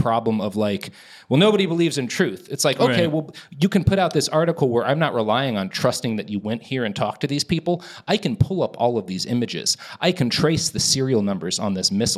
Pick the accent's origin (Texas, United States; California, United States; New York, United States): Texas, United States; I come from Texas